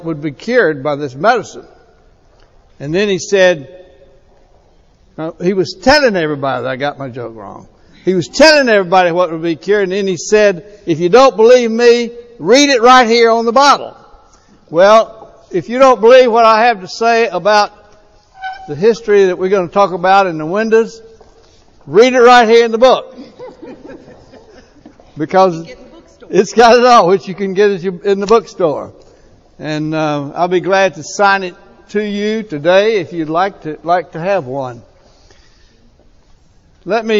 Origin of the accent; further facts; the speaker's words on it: Florence, Alabama, United States; When I was a kid, I grew up in Florence, Alabama